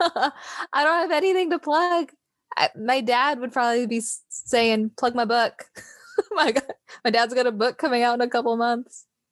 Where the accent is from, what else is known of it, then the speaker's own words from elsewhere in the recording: Seattle, Washington, United States; moved away as an adult; also born or lived in Tennessee; growing up in Seattle, sorry, I guess I'm not My teenage years in Seattle